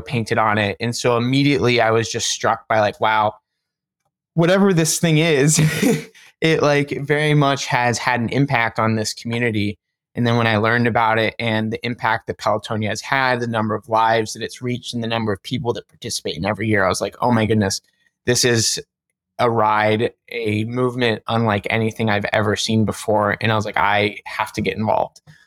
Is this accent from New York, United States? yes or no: no; Cincinnati, Ohio, United States; now in Columbus, United States; I grew up in Cincinnati